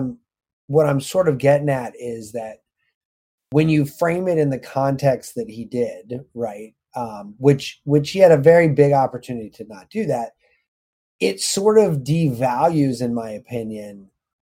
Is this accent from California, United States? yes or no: yes; California, United States; I happen to have been born and raised in California